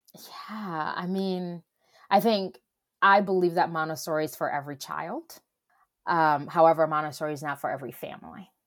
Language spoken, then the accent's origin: English; Ghana; now in Atlanta, United States; I'm originally from Ghana